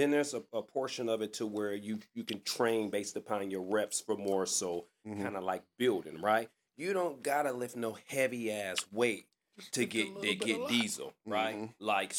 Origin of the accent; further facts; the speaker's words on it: Detroit, Michigan, United States; I'm from Livernois and Davidson.